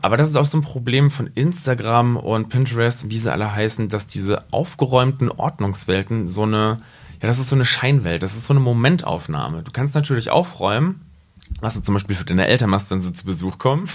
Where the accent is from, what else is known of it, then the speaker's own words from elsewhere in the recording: Rinteln, Lower Saxony, Germany; now in Braunschweig, Germany; aus Rinteln.